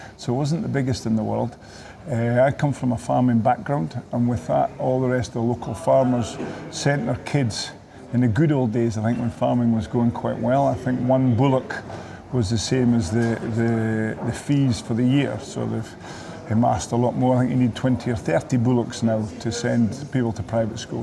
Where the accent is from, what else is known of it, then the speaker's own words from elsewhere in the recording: the Borders, Scotland, United Kingdom; we came from the Borders